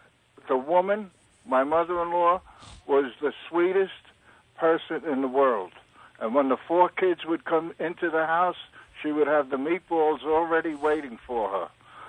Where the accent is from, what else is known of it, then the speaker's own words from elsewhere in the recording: New York City, New York, United States; I'm from Greenpoint, Brooklyn.